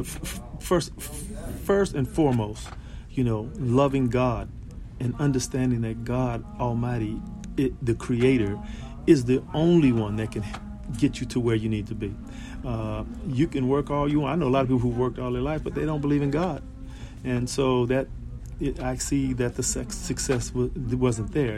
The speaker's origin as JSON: {"language": "English", "town": "Los Angeles", "region": "California", "country": "United States", "tie": "born or raised there", "said": "I grew up in South Central Los Angeles"}